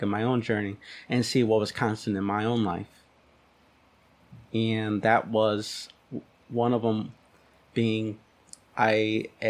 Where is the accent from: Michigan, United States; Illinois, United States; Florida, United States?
Michigan, United States; Detroit; coming from Detroit, actually. I was born in Detroit, and I kind of went out throughout the city meeting all kinds of different people